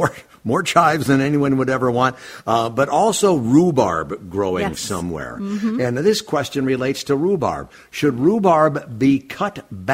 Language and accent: English; Minneapolis, Minnesota, United States; I grew up in South Minneapolis